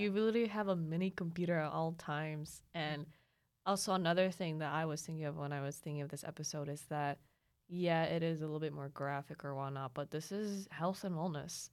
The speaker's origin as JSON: {"language": "English", "region": "Mindanao", "country": "Philippines", "tie": "born or raised there", "also_born_or_lived": "Lanang / Mintal", "moved": "yes", "said": "I grew up in Mindanao"}